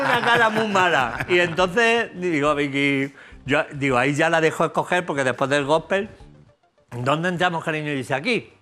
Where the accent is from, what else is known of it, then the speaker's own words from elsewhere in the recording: Jaén, Andalusia, Spain; De Jaén, aceituna de cornezuelo de Jaén. Eh, de mi tierra